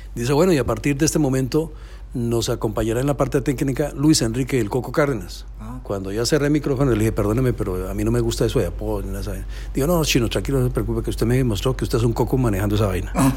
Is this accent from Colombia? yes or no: yes; Facatativá, Cundinamarca, Colombia; moved away; Empecé casualmente allá en mi pueblito en Colombia, Facatativá, se llama así el pueblito